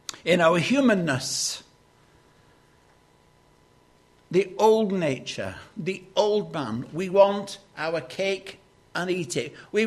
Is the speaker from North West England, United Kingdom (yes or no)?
yes; Lancashire, North West England, United Kingdom; Growing up in Lancashire